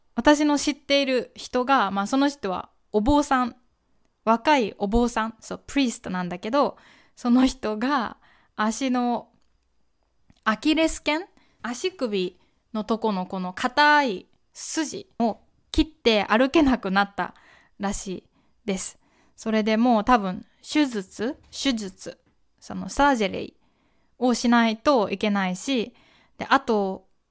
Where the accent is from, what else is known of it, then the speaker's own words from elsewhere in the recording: Kyoto, Japan; この私みたいな京都出身の人